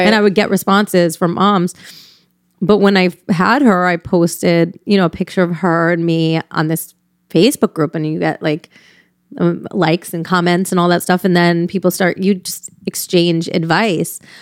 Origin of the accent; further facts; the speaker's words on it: Newtown, Connecticut, United States; I grew up right in Connecticut, right next to Sandy Hook.